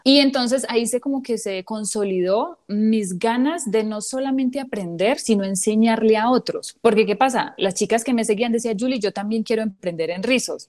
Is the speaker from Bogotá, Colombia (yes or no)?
no; San Carlos, Antioquia, Colombia; mi pueblo San Carlos